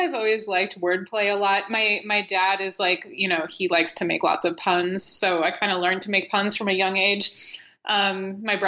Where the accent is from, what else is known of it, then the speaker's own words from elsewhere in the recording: United States; accent: American; my stupid American accent